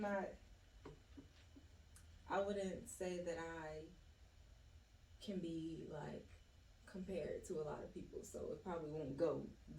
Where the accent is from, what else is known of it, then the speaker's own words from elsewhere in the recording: Philadelphia, Pennsylvania, United States; I am originally from West Philadelphia